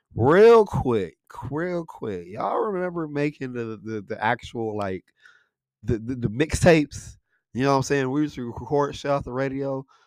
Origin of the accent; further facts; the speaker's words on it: Buena Vista, Michigan, United States; we grew up in Buena Vista, right? We, we grew, we grew up in Buena Vista. It's a li-, little small township, um, that, that's in, uh, Saginaw, Michigan